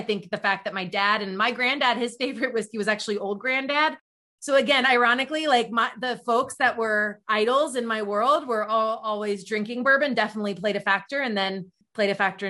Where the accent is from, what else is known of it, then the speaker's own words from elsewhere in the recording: Kentucky, United States; moved away as an adult; now in Chicago, United States; I'm born and raised in Kentucky, but started my career up in Northern Kentucky.